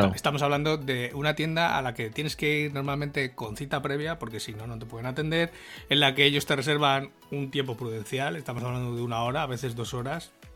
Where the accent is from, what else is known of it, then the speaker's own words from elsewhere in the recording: Spain; cómo somos los españoles